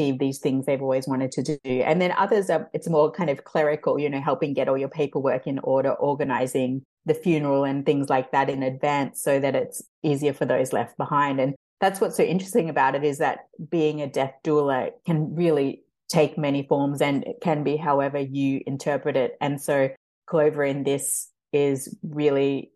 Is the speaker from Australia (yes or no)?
yes; Australia; moved away; I grew up in Australia